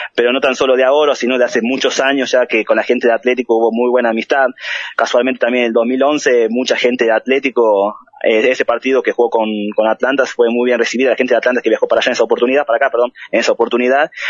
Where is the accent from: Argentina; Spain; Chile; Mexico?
Argentina; Buenos Aires; now in Tucumán, Argentina; soy de Buenos Aires, este, nacido ahí, este, pero soy criado en la zona de Flores, bajo Flores